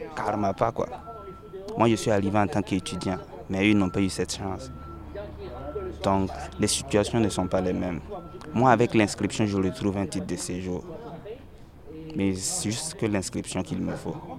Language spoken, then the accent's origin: French; Burkina Faso; moved away as an adult; now in France; Je suis burkinabé et je suis là depuis deux mille treize.